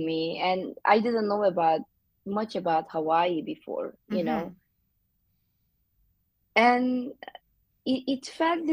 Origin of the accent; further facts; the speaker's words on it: Mediterranean Region, Turkey; English is a second language; moved away as an adult; also born or lived in San Francisco; now in Honolulu, United States; I am from the Mediterranean coast of Turkey.